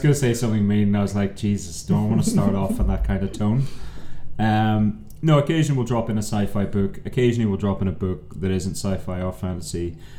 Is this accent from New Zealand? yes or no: no; Ireland; I'm the Irishman